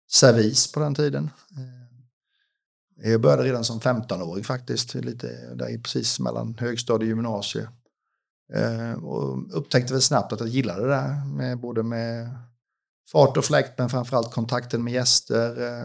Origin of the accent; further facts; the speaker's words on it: Huskvarna, Jönköping County, Sweden; jag kommer därifrån. Jag har mest bott i Jönköping faktiskt i mitt liv.